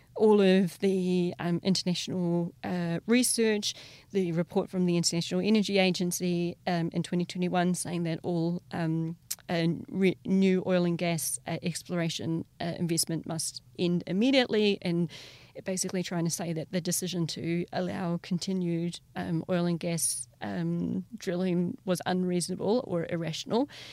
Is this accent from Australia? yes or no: no; New Zealand; growing up in Te Ao Māori